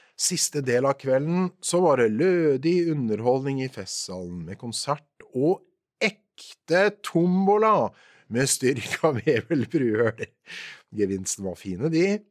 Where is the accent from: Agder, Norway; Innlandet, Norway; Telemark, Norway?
Telemark, Norway; Porsgrunn; born or raised there